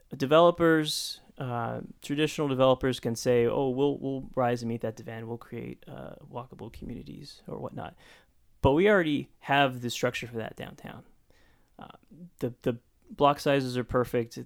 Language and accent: English; Stockton, California, United States; growing up in Stockton